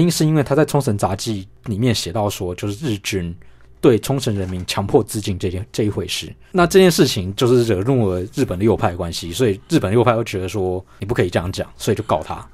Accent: Taiwan; 一方面我们台湾人好像觉得说对自己是有点没有信心

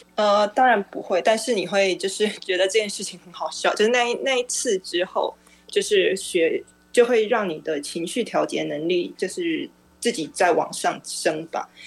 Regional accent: Taiwan; 作为台湾人

